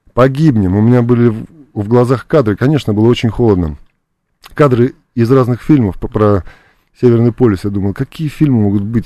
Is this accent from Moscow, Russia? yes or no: no; Buryatia, Russia; also born or lived in Georgia; я вырос э, в России, локально в Бурятии, моя малая родина